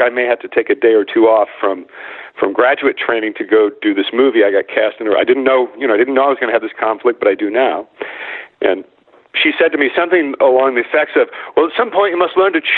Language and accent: English; Midwest, United States; I grew up in the Midwest